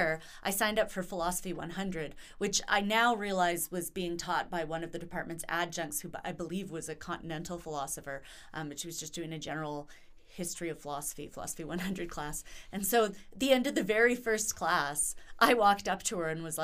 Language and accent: English; Vancouver Island, British Columbia, Canada; moved away as an adult; also born or lived in Whitehorse, Yukon / Antwerp, Belgium / Ontario; We moved down to Vancouver Island, which is where I grew up.